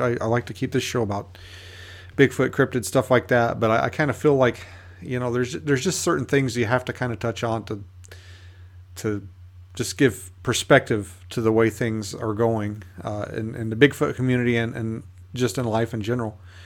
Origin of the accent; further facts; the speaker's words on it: United States; one of the local E M Ts here in my hometown